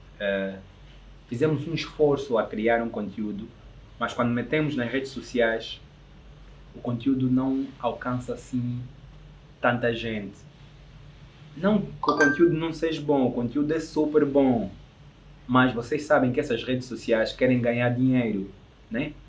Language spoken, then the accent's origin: Portuguese; Angola; eu sou angolano